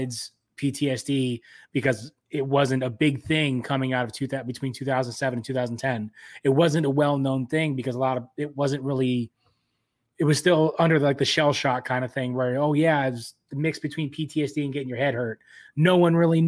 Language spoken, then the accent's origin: English; California, United States; moved away; also born or lived in Michigan; I'm originally from California